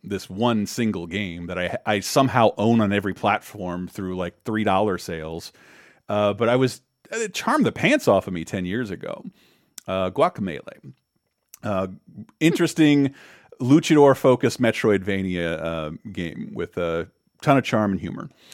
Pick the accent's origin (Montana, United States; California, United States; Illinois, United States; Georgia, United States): Georgia, United States; an hour or two south of Macon; born or raised there